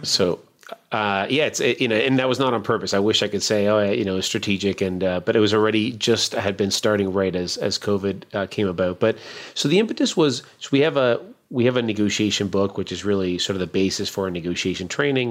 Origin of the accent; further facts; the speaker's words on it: Canada; now in Baltimore, United States; I'm a Canadian